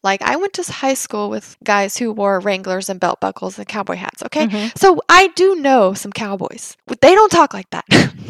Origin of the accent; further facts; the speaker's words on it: Texas, United States; accent: Texan; I am born and raised 100% Texan. I don't live on a ranch. I did not grow up on a farm. I've never had a horse, but I'm still Texan.